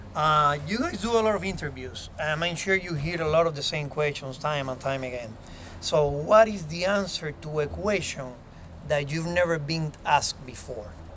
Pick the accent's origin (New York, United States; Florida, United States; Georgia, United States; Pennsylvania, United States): Florida, United States; Miami; my hometown here in Miami